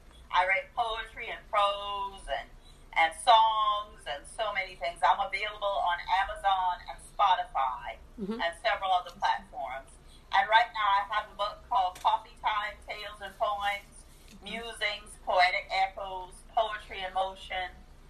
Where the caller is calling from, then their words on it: Columbia, South Carolina, United States; I'm coming from Columbia, South Carolina, so it's hot.